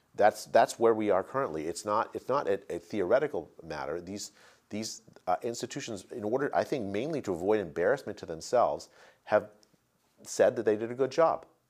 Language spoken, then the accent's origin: English; United States; As an American citizen